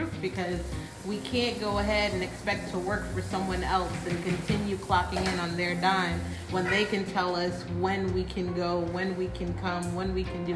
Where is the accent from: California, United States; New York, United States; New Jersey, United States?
New York, United States; New York City; now in Florida, United States; we're all from Brooklyn